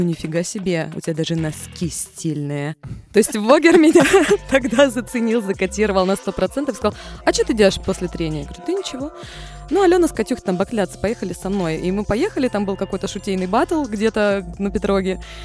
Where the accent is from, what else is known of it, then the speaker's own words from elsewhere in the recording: Magadan, Magadan Oblast, Russia; also born or lived in Belgorod; now in Saint Petersburg, Russia; я родилась в Магадане, пять лет я потом училась, жила в Белгороде и переехала в Санкт-Петербург